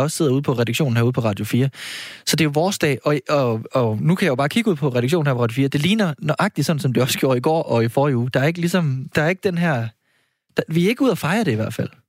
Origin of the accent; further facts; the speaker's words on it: Frederikshavn, North Denmark Region, Denmark; jeg er fra Frederikshavn